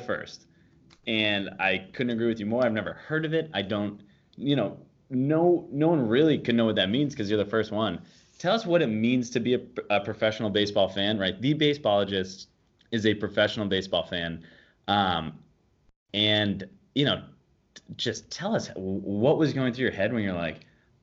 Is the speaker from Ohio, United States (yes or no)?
no; Boston, Massachusetts, United States; I live in Boston. I grew up in the Boston area